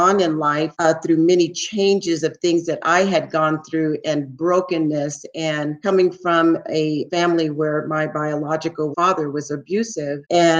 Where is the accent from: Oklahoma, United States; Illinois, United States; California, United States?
California, United States; San Francisco; I grew up in San Francisco, the Haight-Ashbury district